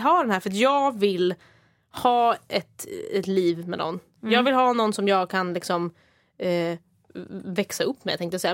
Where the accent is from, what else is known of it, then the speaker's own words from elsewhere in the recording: Stockholm, Stockholm County, Sweden; Stockholm, där jag kommer ifrån